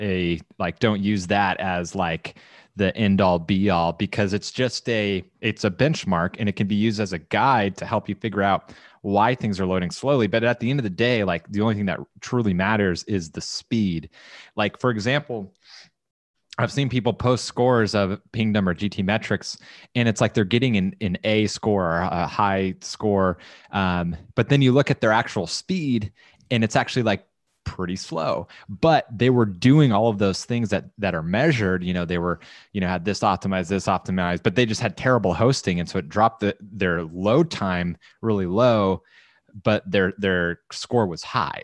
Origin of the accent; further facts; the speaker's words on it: Southern California, United States; moved away as an adult; also born or lived in Texas / San Clemente, California; growing up in Southern California, like, great weather, took it for granted, then moved